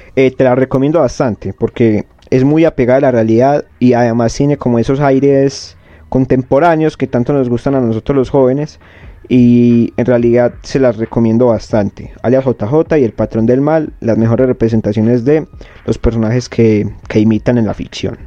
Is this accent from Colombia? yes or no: yes; Colombia; nosotros somos colombianos.